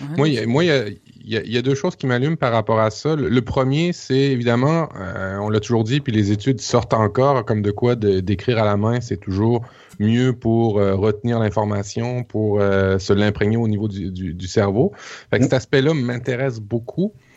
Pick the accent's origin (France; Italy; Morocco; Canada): Canada; Quebec; ici au Québec